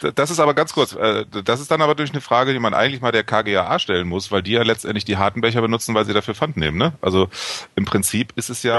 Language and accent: German; Hamburg, Germany; ich komme aus Hamburg